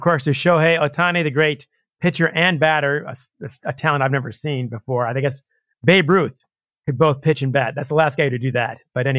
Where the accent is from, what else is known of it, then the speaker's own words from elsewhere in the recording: Michigan, United States; Well, of course, I grew up here in Michigan